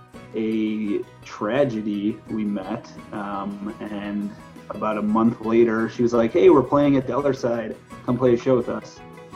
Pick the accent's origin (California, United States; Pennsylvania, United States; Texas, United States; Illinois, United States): Illinois, United States; northwest of Chicago; moved away as an adult; now in Colorado, United States; Just northwest of Chicago. Been living in Colorado 6 years now.